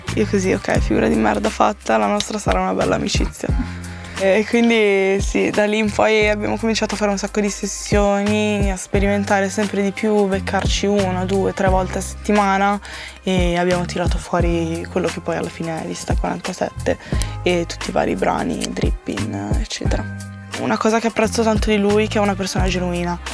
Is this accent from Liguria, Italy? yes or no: yes; La Spezia, Liguria, Italy; now in Milan, Italy; a casa mia, a Spezia